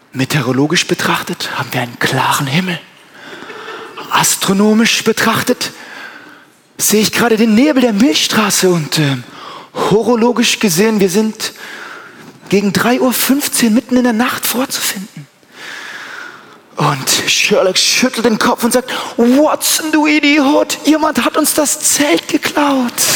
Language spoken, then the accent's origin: German; Germany; ich bin Deutscher